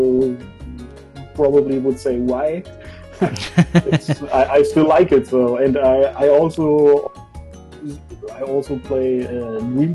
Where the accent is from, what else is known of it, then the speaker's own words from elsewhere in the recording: East Germany, Germany; I was born in East Germany, and East Germany didn't have video games for a long time